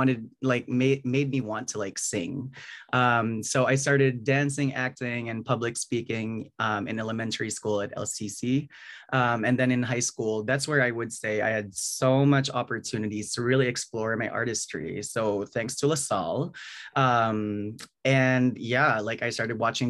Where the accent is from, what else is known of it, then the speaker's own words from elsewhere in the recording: Bacolod, Negros Island Region, Philippines; now in New York, United States; I was born and raised in Bacolod City, you know, like in a middle class family